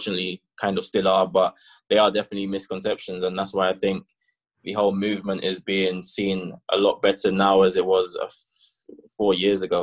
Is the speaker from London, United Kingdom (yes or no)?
yes; London, United Kingdom; moved away; growing up in London and being a football man was amazing